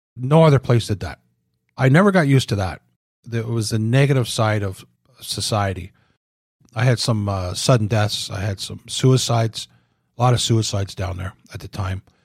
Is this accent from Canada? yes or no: yes; Oshawa, Ontario, Canada; moved away as an adult; I was from Oshawa, never saw any